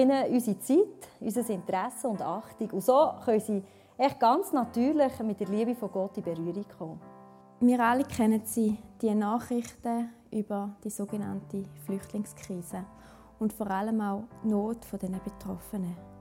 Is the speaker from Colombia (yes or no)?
no; Switzerland; bei uns in der Schweiz